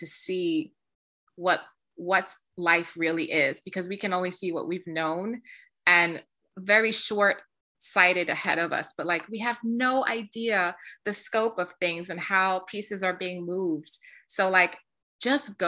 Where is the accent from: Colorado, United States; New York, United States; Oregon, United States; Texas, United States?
New York, United States; New York City; I'm a girl from the South Bronx. I grew up in the projects.